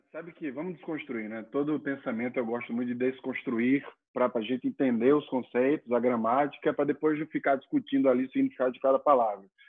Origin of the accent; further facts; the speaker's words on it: Maceió, Alagoas, Brazil; moved away as an adult; also born or lived in Europe / China; eu sou do Nordeste, nasci em Maceió, Alagoas.